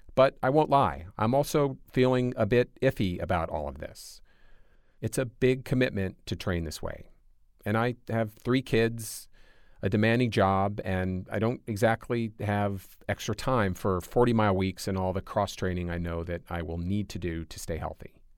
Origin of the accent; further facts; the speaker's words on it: Michigan, United States; moved away; I grew up in Michigan. My whole family still lives there